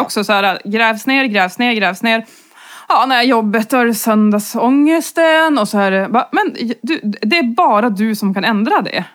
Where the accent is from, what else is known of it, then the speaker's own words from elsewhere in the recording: inland Norrland, Sweden; som norrlänning och framförallt eh, från inlandet i Norrland